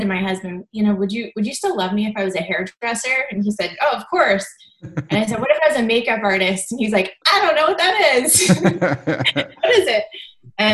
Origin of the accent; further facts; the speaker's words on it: Indiana, United States; also born or lived in Mooresville, Indiana; I grew up in a really small town in Indiana. I grew up in Canby, and when I was 17, I moved to Mooresville, which is another small town.